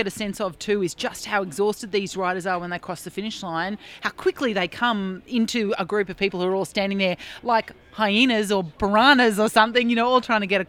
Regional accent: Queensland, Australia; I grew up in Queensland playing rugby

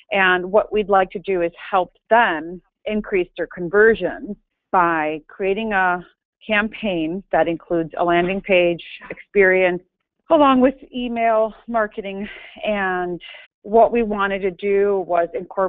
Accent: Chicago, Illinois, United States; I am a Greek American born and raised in Chicago

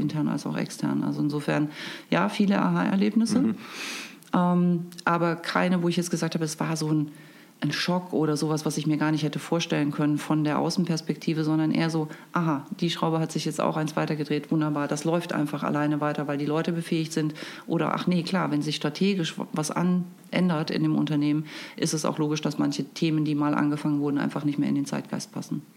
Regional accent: Erfurt, Thuringia, Germany; now in Hamburg, Germany; Ich komme eigentlich aus Erfurt in Thüringen

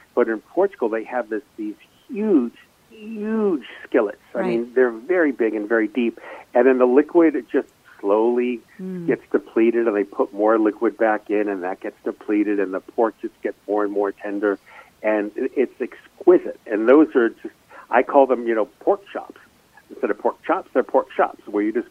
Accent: Fall River, Massachusetts, United States; also born or lived in New Bedford, Massachusetts / Providence, Rhode Island; growing up in Fall River and New Bedford and in Providence

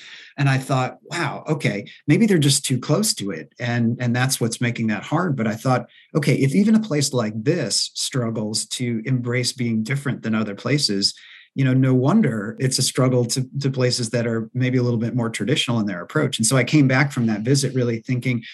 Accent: Maine, United States; moved away; also born or lived in East Coast; I'm originally from Maine

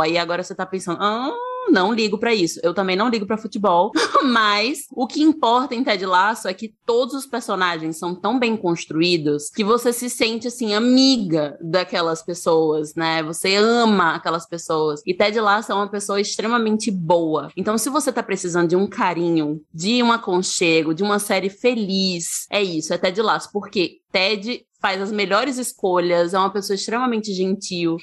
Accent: Aracaju, Sergipe, Brazil; now in São Paulo, Brazil; eu moro em São Paulo, mas eu sou de Aracaju, sou de Sergipe

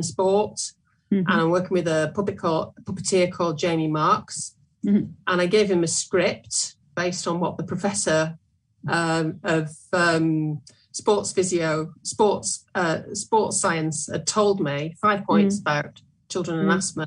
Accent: Sale, North West England, United Kingdom; I'm working in my hometown at the moment in Sale

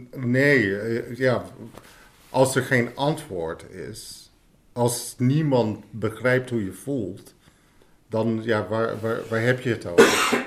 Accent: United States; Dutch is a second language; now in Netherlands; Ik kom oorspronkelijk uit Amerika

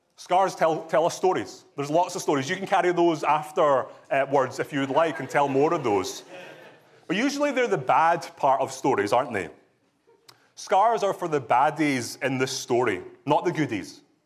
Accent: Scotland, United Kingdom; moved away; also born or lived in England; I can testify as a Scottish person, having lived in England and married to an English woman

